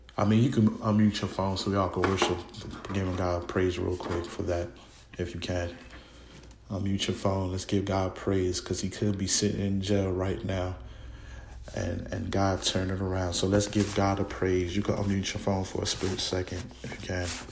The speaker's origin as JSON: {"language": "English", "town": "Newark", "region": "New Jersey", "country": "United States", "said": "I'm from Newark, New Jersey"}